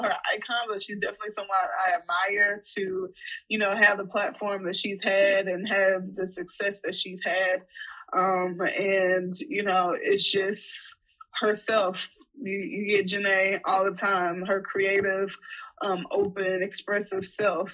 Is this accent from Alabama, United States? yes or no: yes; Mobile, Alabama, United States; moved away as an adult; now in Los Angeles, United States; I'm originally from Mobile, Alabama, and I've recently made the move